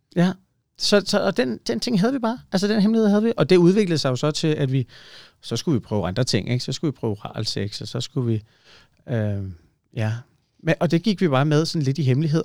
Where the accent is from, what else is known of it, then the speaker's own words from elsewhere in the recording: Ølstykke, Capital Region of Denmark, Denmark; Jeg er vokset op i Ølstykke